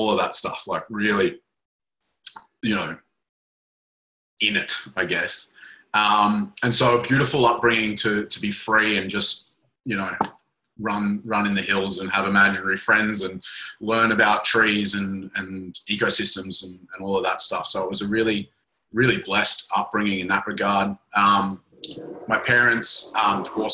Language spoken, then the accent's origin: English; Kyogle, New South Wales, Australia; I grew up in the Northern Rivers of New South Wales, little town called Kyogle